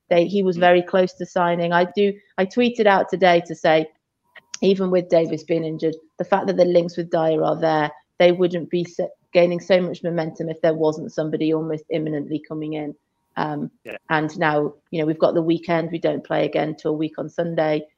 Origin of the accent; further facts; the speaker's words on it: Shrewsbury, West Midlands, United Kingdom; now in Chester, United Kingdom; I'm from Shrewsbury